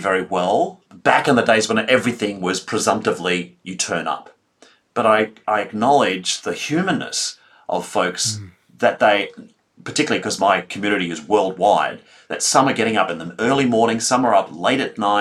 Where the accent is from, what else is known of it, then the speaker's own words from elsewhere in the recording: Melbourne, Victoria, Australia; I come from Melbourne, Australia